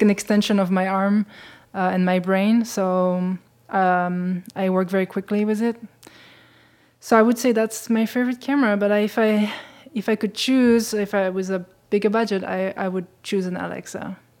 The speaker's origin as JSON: {"language": "English", "country": "Switzerland", "tie": "born or raised there", "said": "I was growing up in Switzerland, uh, and having a Ja-, Japanese mother"}